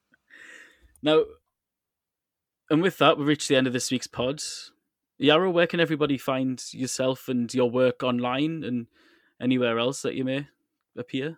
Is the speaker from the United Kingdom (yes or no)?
yes; England, United Kingdom; now in Moscow, Russia; As an English football fan